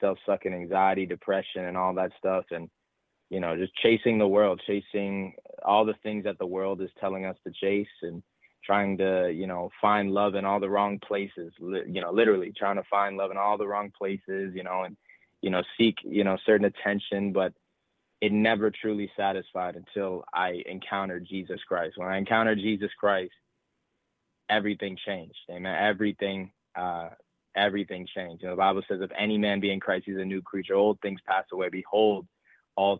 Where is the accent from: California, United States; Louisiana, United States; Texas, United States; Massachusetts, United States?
Massachusetts, United States; north of Boston; I actually live north of Boston, but I live in Massachusetts. And, you know, I've been here all my life, lived in the same house all my life